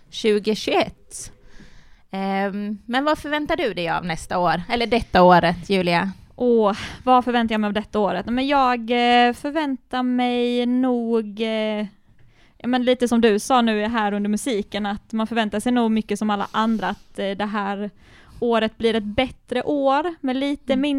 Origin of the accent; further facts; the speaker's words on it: Sölvesborg, Blekinge, Sweden; Jag är från Blekinge, jag är från Sölvesborg